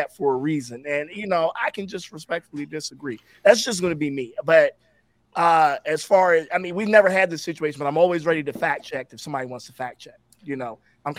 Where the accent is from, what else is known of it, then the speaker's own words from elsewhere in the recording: Baltimore, Maryland, United States; I'm from Baltimore.